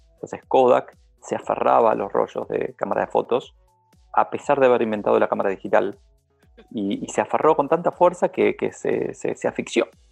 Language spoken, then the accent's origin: Spanish; Argentina; como argentino